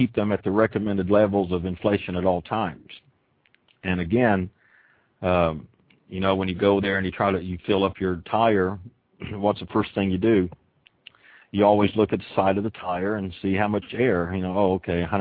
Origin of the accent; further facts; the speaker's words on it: Oklahoma, United States; I'm from Oklahoma